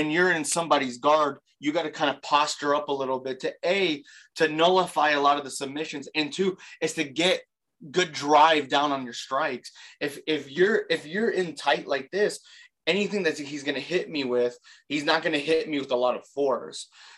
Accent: Baton Rouge, Louisiana, United States; I'm originally from Baton Rouge, Louisiana.

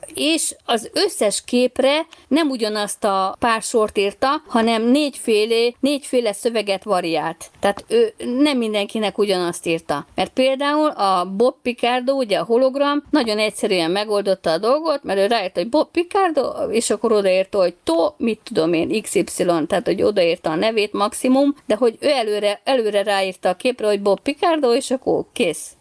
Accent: Hungary; mint magyar turista

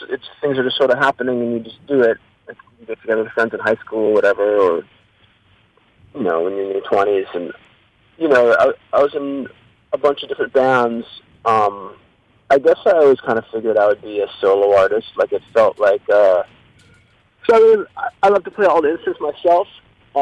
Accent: Chicago, Illinois, United States; moved away as an adult; now in Los Angeles, United States; I've been here about 15 years in L.A., but I grew up in Chicago

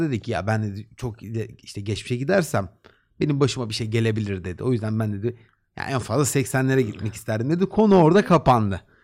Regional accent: Black Sea Region, Turkey

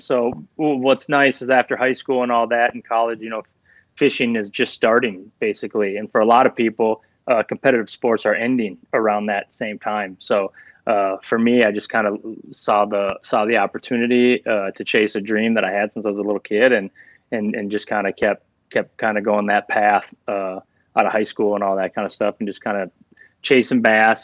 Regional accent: Minnesota, United States; I was born and raised in Minnesota

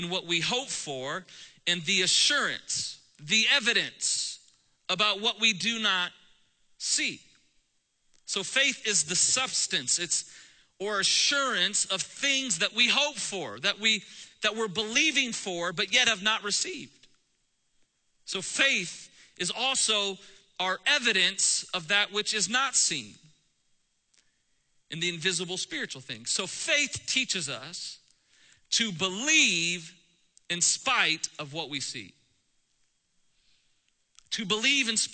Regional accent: Columbus, Ohio, United States; In Ohio, we're from Columbus, Central Ohio

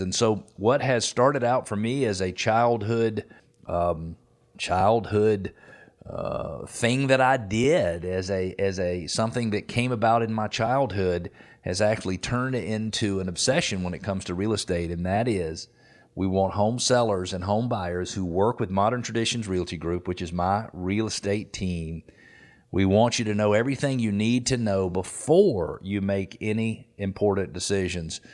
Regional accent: Atlanta, Georgia, United States; also born or lived in Decatur, Georgia; I am an Atlanta native, born and raised right here in Metro Atlanta.

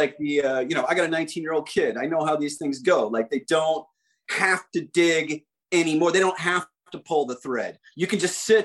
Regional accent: Midwest, United States; moved away; I grew up in the Midwest in the 1980s

